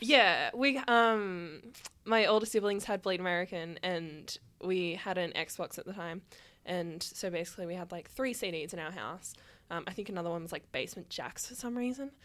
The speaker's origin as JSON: {"language": "English", "town": "Sydney", "region": "New South Wales", "country": "Australia", "tie": "born or raised there", "said": "I grew up in the Hills District and we had a surprisingly large hardcore scene over there"}